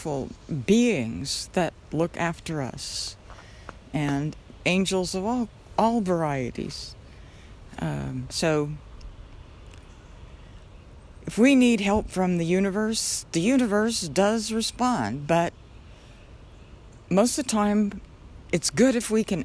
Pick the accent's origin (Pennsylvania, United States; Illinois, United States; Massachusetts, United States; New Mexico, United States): New Mexico, United States; Albuquerque; I was born in Albuquerque in the old St. Joseph's Hospital